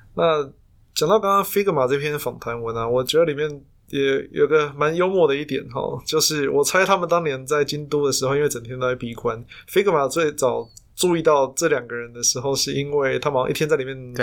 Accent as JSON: {"language": "Chinese", "country": "Taiwan", "said": "我们台湾人"}